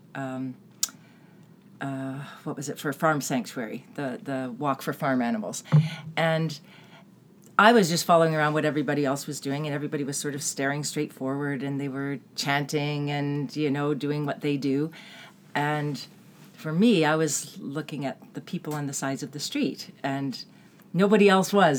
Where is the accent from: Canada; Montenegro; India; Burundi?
Canada; Toronto, Ontario; moved away; also born or lived in Vancouver; I was born in Toronto, but I lived for 20 years in Vancouver.